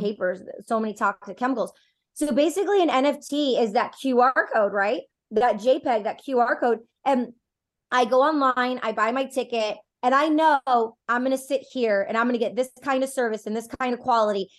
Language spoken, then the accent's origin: English; Detroit, Michigan, United States; I'm personally from Detroit.